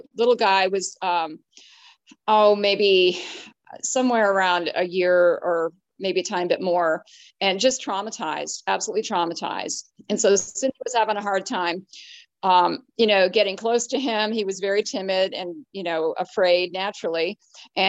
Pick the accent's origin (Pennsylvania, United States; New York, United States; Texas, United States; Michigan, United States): New York, United States; upstate; moved away; I was up in my hometown, which is upstate New York